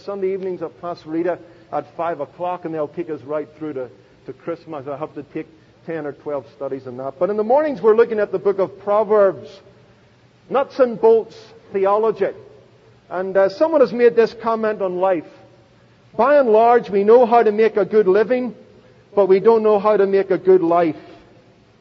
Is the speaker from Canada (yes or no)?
no; Belfast, Northern Ireland, United Kingdom; now in United States; I was born in Belfast